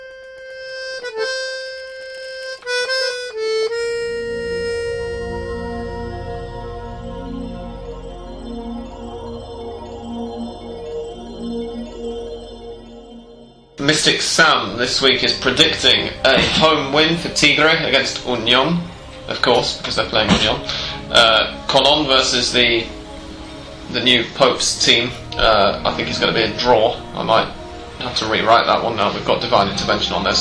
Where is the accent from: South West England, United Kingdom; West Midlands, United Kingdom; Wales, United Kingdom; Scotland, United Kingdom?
South West England, United Kingdom; near Bristol; also born or lived in Gloucester; I'm from close to Bristol